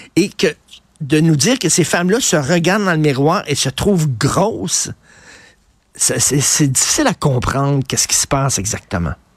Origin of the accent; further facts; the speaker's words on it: Montreal, Quebec, Canada; j'ai grandi à Verdun, je viens de Verdun